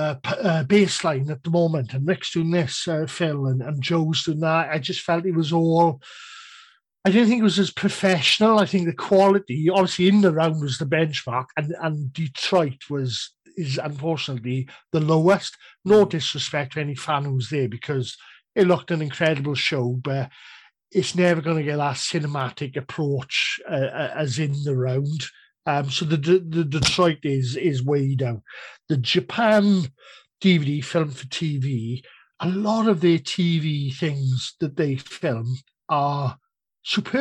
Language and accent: English; Cardiff, Wales, United Kingdom; I was at Cardiff, it's my hometown